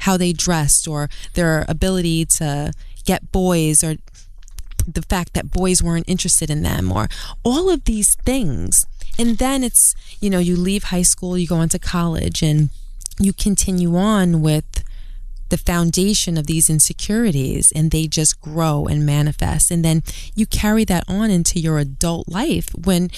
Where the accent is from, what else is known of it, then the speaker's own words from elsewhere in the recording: New York City, New York, United States; I'm from Brooklyn. I'm from Queens